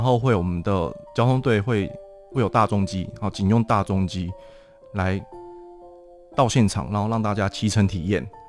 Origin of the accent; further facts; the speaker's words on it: Taiwan; 我们台湾这边